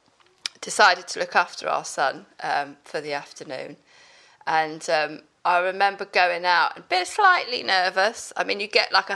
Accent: Pembrokeshire, South West Wales, United Kingdom; moved away as an adult; I come from Pembrokeshire in South West Wales

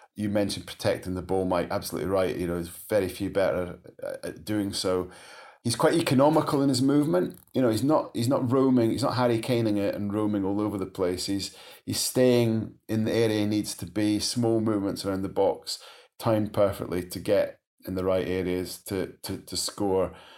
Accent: Scotland, United Kingdom; just as a Scot

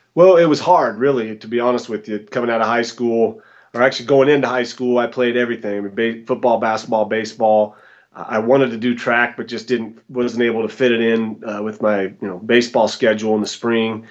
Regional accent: Boise, Idaho, United States; moved away as an adult; also born or lived in Smiley Creek, Idaho / Arizona / Denver, Colorado; now in Boulder, United States; I'm originally from Boise, Idaho, born and raised.

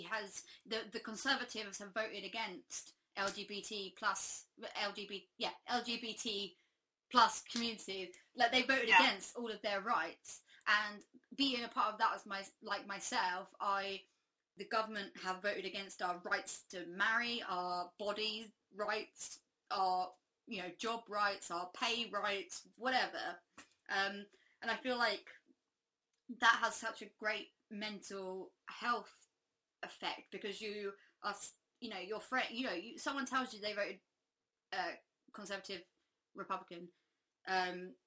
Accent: England, United Kingdom; as like an English person

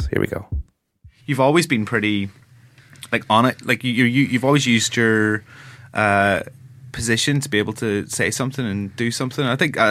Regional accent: Ireland; I'm Irish

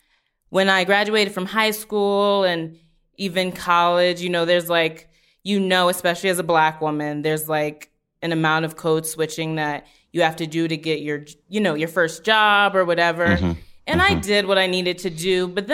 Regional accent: New Orleans, Louisiana, United States; I'm from New Orleans. There's, like, as you know, there's, like, the Catholicism that was forced upon everybody.

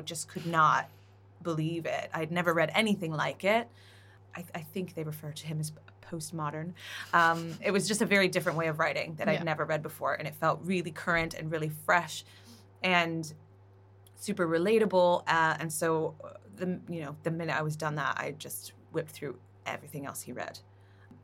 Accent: Canada; I'm Canadian

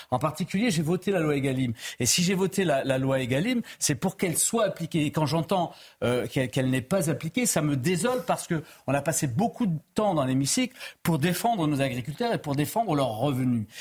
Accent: Pyrénées-Orientales, Occitania, France; je suis natif des Pyrénées-Orientales

